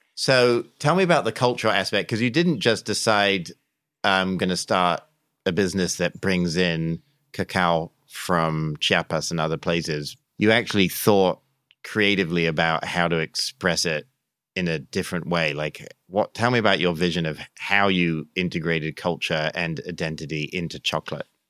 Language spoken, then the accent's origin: English; England, United Kingdom; now in United States; I grew up in England